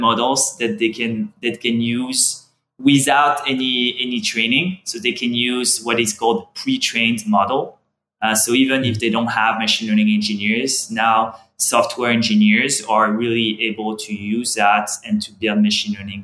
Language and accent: English; France; accent: French; English is a second language; I'm French, as you can hear from my accent.